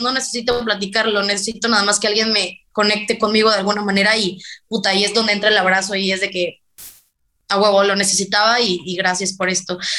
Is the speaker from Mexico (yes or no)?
yes; Veracruz, Mexico; also born or lived in McAllen, Texas; yo podría haber nacido en Macalén, Texas, pero solamente nací ahí, realmente nadie de mi familia es de ahí, ni muchísimo menos, y, pero pues, yo, yo me considero mexicana 100% y jarocha, pues al 400